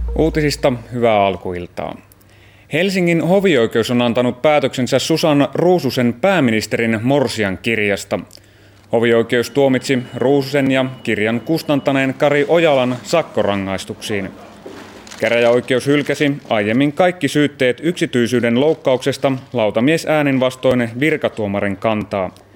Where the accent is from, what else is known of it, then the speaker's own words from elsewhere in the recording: Espoo, Uusimaa, Finland; lapsena asuttiin äh, Laajalahdessa Ruukirannan alueella